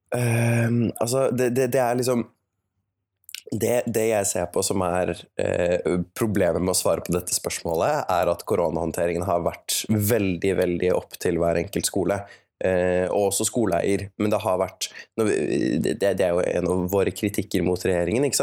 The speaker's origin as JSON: {"language": "Norwegian", "region": "Oslo", "country": "Norway", "said": "Jeg kommer fra Oslo, og jeg gikk på Oslo katedralskole"}